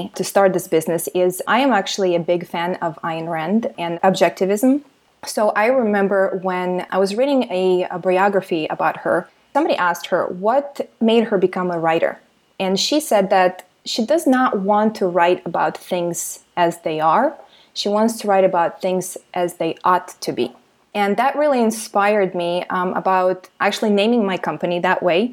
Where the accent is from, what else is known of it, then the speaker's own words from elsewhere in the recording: Siberia, Russia; now in Miami, United States; I was actually born and raised in Soviet Union and specifically in Siberia